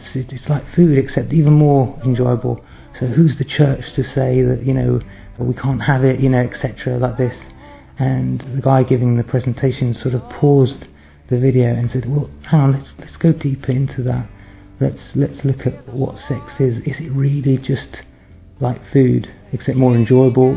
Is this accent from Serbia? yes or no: no; London, United Kingdom; I'm from South London.